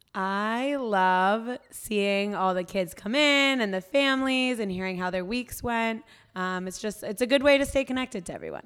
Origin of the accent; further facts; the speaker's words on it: North Carolina, United States; moved away as an adult; now in New York, United States; I grew up in North Carolina, and, uh, after I graduated college, I moved to New York